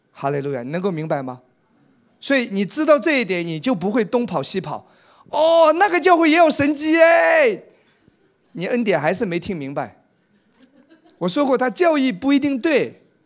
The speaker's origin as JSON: {"language": "Chinese", "town": "Wenzhou", "region": "Zhejiang", "country": "China", "tie": "born or raised there", "moved": "yes", "said": "在我们温州老家"}